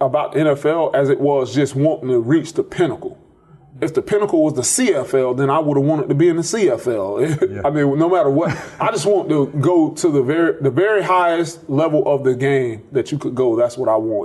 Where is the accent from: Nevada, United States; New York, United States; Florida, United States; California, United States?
Florida, United States; Tallahassee; moved away as an adult; also born or lived in Fort Myers, Florida; now in Clemson, United States; When I was in third grade, we moved from Fort Myers to Tallahassee, and that's where I primarily grew up